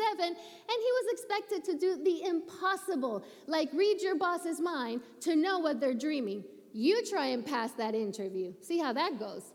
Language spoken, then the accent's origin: English; Puerto Rico; moved away; when I was a little kid growing up in Puerto Rico, I went to church 4 times a week